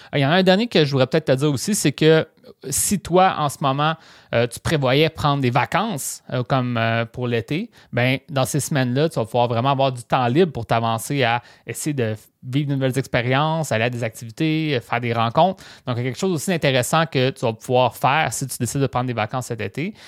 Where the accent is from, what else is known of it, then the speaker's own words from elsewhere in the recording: Rimouski, Quebec, Canada; Moi, je viens de Rimouski, qui est une petite ville.